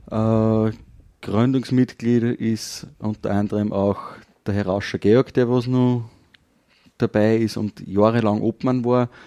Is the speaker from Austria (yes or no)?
yes; Kirchdorf, Upper Austria, Austria; Geboren und aufgewachsen bin ich in Kirchdorf und ja, arbeiten tue als Landwirt, also ganz klassisch ein bodenständiger Beruf.